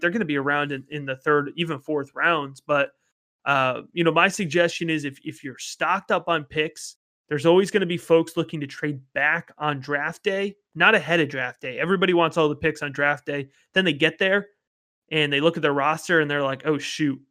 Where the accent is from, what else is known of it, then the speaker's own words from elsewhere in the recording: Baltimore, Maryland, United States; I'm from the Baltimore area